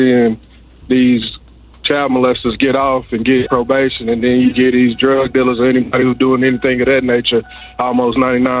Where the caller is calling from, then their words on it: East Texas, United States; I'm out of Texas, East Texas.